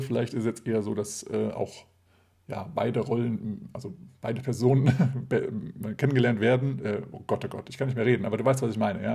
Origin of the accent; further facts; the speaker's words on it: Hesse, Germany; moved away; also born or lived in Lower Saxony; Ursprünglich aber komme ich aus Hessen